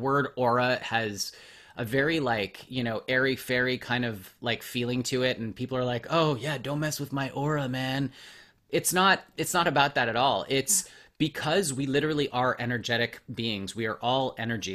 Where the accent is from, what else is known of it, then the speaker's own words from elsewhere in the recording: Montreal, Quebec, Canada; now in Los Angeles, United States; I was born in Montreal and I, I live